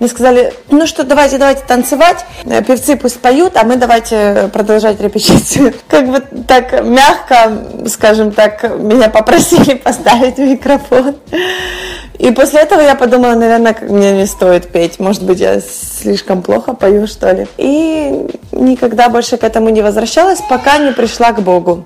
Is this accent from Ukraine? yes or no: yes; Western Ukraine, Ukraine; moved away as an adult; also born or lived in Kyiv; now in Miami, United States; Я выросла на Западной Украине, где о Боге знает практически каждый